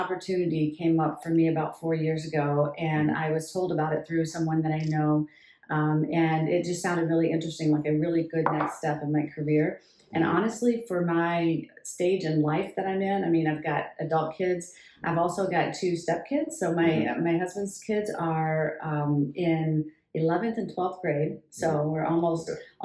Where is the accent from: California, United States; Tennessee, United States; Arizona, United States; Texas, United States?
Tennessee, United States; moved away as an adult; now in Jackson, United States; I grew up in Tennessee